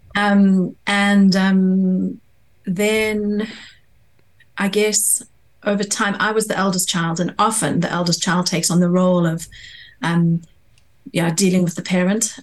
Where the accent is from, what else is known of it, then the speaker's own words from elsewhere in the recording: South Africa; now in London, United Kingdom; I grew up in South Africa